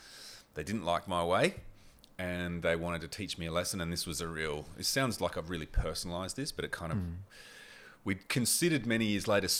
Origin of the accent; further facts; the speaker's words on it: Port Lincoln, South Australia, Australia; also born or lived in Port Augusta; I just never had that growing up in Port Lincoln, Port Augusta.